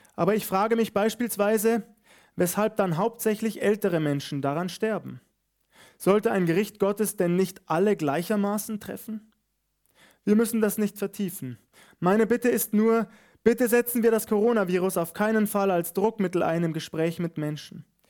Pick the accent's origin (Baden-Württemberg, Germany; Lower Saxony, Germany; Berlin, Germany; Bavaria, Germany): Bavaria, Germany; hier bei uns in Bayern